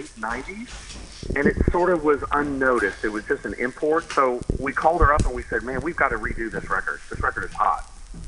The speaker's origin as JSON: {"language": "English", "region": "Texas", "country": "United States", "said": "I'm from Texas"}